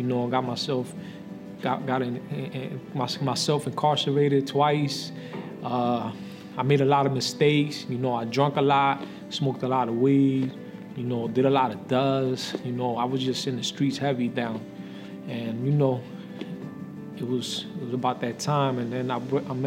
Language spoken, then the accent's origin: English; Paterson, New Jersey, United States; I was born in Patterson, raised in Patterson